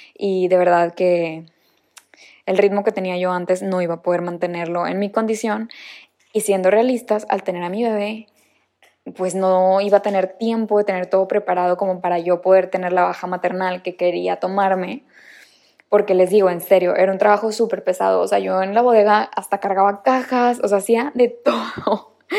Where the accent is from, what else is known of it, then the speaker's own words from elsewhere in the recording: Monterrey, Nuevo León, Mexico; moved away as an adult; also born or lived in Barcelona; nací en Monterrey, Nuevo León